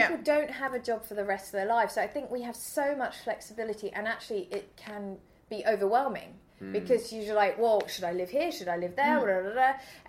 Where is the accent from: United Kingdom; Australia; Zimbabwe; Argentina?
United Kingdom; England; now in Sweden; I mean, I get asked all the time being English and in Sweden about Brexit.